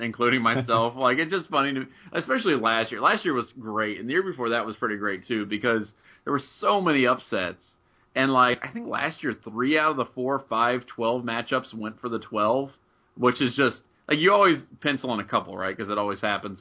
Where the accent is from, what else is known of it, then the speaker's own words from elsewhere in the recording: Middletown, Ohio, United States; growing up where I'm from Southwestern Ohio